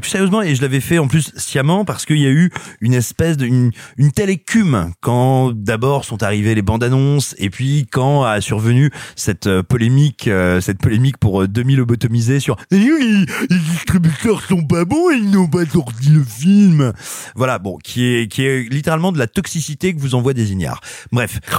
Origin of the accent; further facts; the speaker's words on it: Paris, Île-de-France, France; je suis parisien